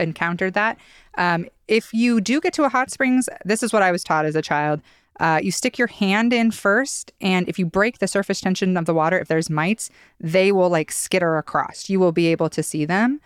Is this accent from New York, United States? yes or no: no; Idaho, United States; growing up in Idaho